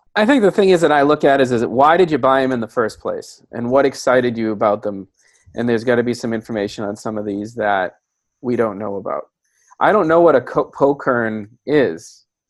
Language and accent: English; Massachusetts, United States; I'm from Massachusetts.